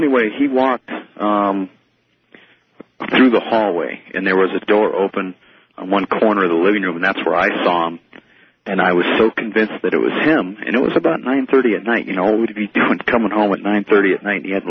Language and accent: English; Minnesota, United States; now in Colorado Springs, United States; I grew up in a small town in Minnesota.